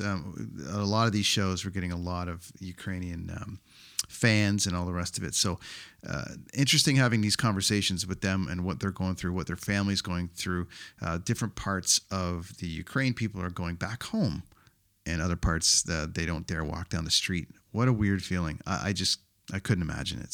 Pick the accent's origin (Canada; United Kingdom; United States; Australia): Canada; my home country of Canada